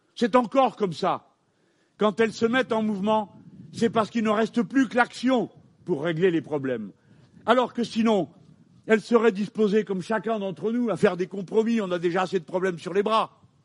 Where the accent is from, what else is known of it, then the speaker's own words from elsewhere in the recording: France; je suis français